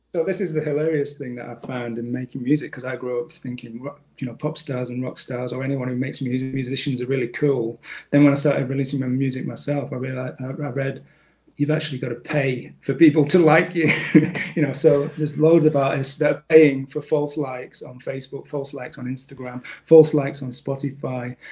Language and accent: English; Manchester, North West England, United Kingdom; now in Australia; in Manchester, in the northwest of England